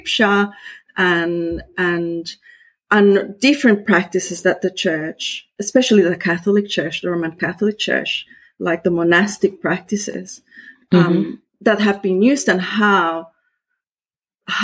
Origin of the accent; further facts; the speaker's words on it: Costa Rica; first language Spanish; English is a second language; moved away as an adult; now in Australia; I was born in Costa Rica